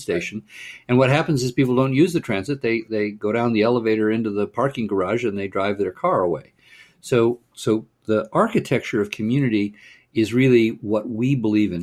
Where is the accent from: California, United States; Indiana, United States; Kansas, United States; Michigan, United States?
California, United States; Pasadena; I grew up in Pasadena, California